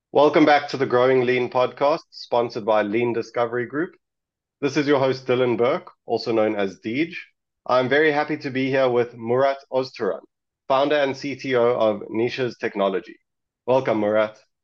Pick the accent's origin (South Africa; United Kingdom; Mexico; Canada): South Africa; I'm actually from South Africa. I'm in South Africa right now